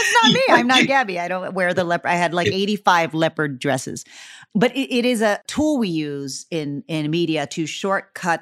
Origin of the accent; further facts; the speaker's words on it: Texas, United States; moved away as an adult; also born or lived in Hollywood; I was from Texas. I'd never been out of Texas.